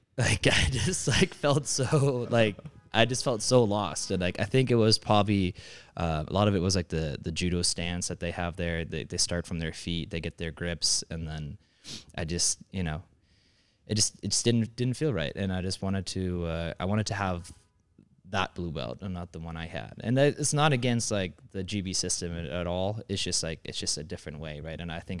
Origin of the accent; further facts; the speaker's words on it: San Diego, California, United States; San Diego, California.